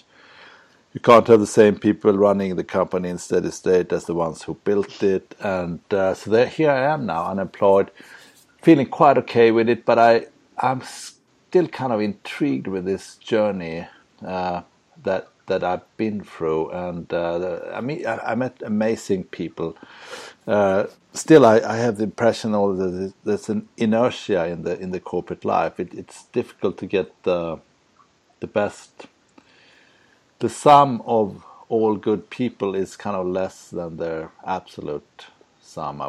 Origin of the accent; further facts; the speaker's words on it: Sweden; moved away as an adult; also born or lived in Luxembourg / Prague; I'm from Sweden.